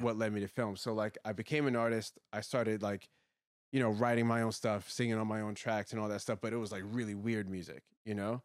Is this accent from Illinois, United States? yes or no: no; Woodbridge, Virginia, United States; I grew up in Woodbridge, Virginia